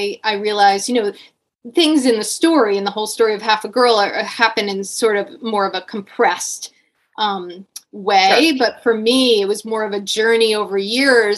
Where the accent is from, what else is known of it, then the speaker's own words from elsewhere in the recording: Connecticut, United States; growing up in Connecticut in the 80s